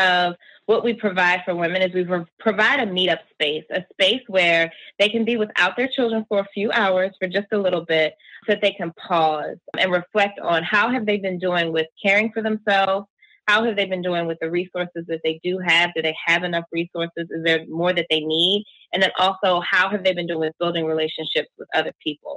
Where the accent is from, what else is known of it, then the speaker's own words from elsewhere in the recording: New Jersey, United States; We're from South Jersey.